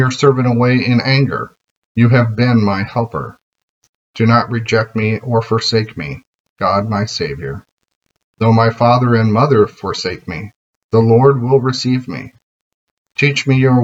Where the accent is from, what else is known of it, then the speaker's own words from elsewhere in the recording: United States; as an American